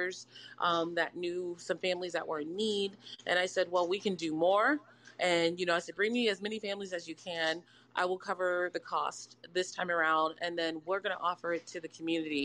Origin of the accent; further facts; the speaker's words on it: San Antonio, Texas, United States; moved away as an adult; now in La Crosse, United States; I'm from San Antonio. And I'm in right now, like, Wisconsin.